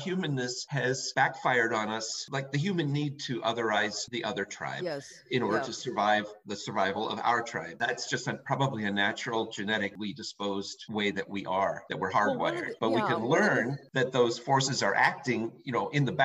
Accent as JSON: {"language": "English", "country": "United States", "said": "We're so American"}